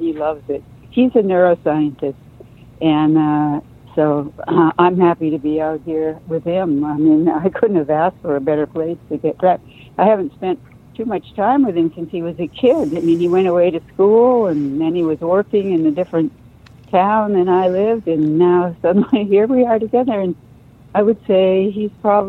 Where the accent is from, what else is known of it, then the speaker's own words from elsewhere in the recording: Winchester, Massachusetts, United States; also born or lived in Watertown, Massachusetts / Marblehead, Massachusetts; Yeah, I grew up in Winchester. Well, when I was very little, I lived in Watertown. Then we moved to Marblehead and then Winchester. Winchester is about 8 miles from Boston. So, yeah, pretty much. I grew up there in the snow.